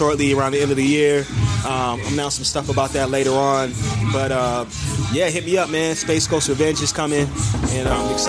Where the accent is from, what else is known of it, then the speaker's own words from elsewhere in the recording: San Diego, California, United States; also born or lived in San Fernando Valley, Los Angeles area; I'm from Dago in LA area, bro. Like, I'm from the Valley. You know what I'm saying? I'm from San Diego in the Valley.